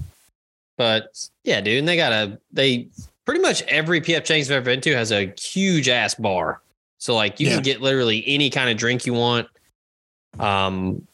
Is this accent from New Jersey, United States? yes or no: no; Memphis, Tennessee, United States; now in Nashville, United States; we're both originally from Memphis